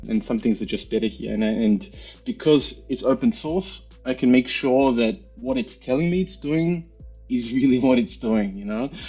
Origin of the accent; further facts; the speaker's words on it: Melbourne, Victoria, Australia; moved away as an adult; also born or lived in New Zealand / Germany; now in Vienna, Austria; I grew up in Melbourne, in Australia.